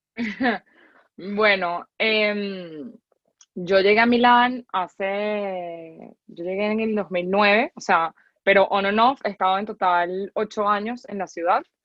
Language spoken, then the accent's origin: Spanish; Venezuela; somos venezolanos